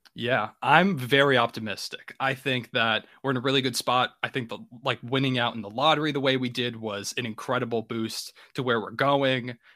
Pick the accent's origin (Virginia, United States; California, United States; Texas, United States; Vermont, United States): Virginia, United States; I'm actually from Virginia on the East Coast